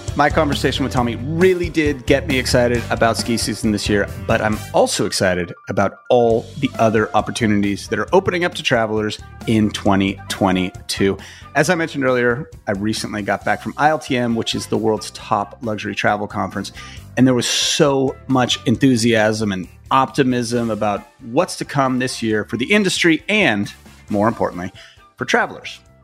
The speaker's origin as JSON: {"language": "English", "country": "United States", "said": "as an American"}